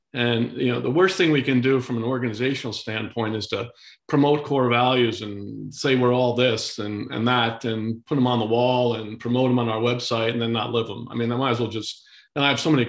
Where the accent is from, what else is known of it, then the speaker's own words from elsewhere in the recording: Kingston, New York, United States; I was down in my hometown yesterday, Kingston, New York